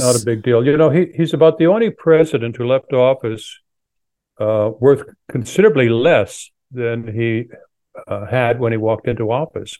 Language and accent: English; Canada; now in United States; I'm originally from Canada